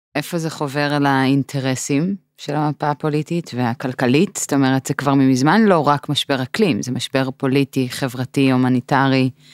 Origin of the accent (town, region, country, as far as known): Israel